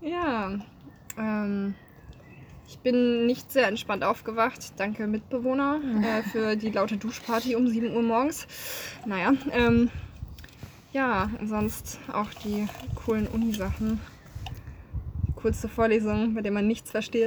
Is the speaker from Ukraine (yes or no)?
no; Speyer, Rhineland-Palatinate, Germany; moved away as an adult; now in Marburg, Germany; Ich komme aus dem guten alten Speyer, ähm, Rheinland-Pfalz gute Saufkultur